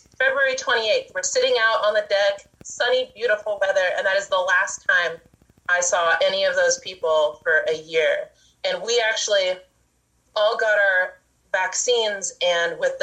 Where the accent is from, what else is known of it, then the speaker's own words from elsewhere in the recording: Laytonville, California, United States; My husband and I were born and raised in Laytonville and Laytonville area, and we've been living here in our current place up on Bell Springs